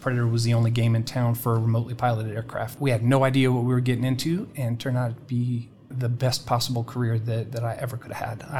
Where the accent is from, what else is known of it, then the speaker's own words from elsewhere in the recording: United Kingdom; So I grew up in the United Kingdom. I'm a military brat.